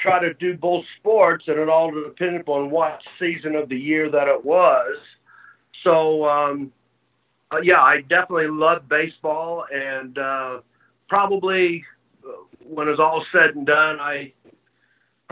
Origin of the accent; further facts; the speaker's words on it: Southern Indiana, United States; moved away; also born or lived in Louisville, Kentucky; being from Southern Indiana